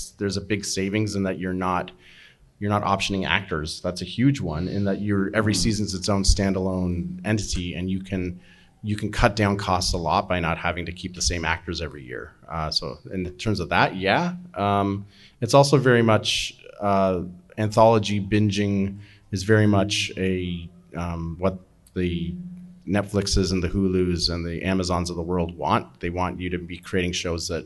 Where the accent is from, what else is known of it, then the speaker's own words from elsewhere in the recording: Canada; just as a Canadian thing in general